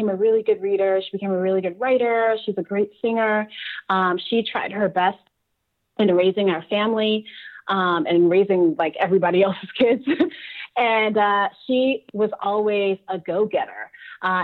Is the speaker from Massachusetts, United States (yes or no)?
no; New York City, New York, United States; moved away; I'm from Brooklyn